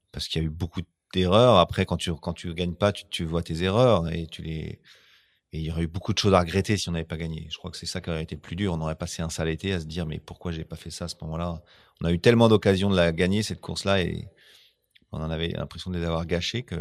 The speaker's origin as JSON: {"language": "French", "country": "France", "said": "tu peux pas prendre des Anglais, on est Français."}